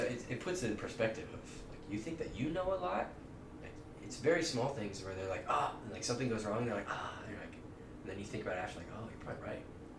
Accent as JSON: {"language": "English", "town": "Omaha", "region": "Nebraska", "country": "United States", "said": "I'm a local guy. I'm from Omaha"}